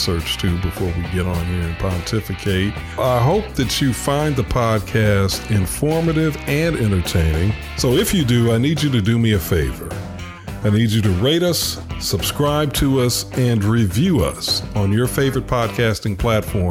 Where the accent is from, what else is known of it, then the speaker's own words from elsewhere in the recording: Chicago, Illinois, United States; moved away; Ken and I grew up together in Chicago